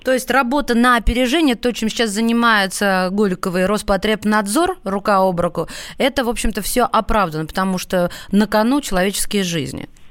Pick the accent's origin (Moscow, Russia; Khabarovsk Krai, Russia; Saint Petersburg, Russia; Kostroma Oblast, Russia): Moscow, Russia; Мы, москвичи